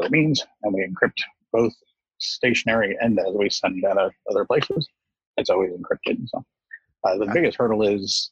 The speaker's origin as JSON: {"language": "English", "region": "rural Appalachian mountain community", "country": "United States", "tie": "born or raised there", "said": "I started my career out actually as a technologist in a rural Appalachian mountain community. You know, I started school there"}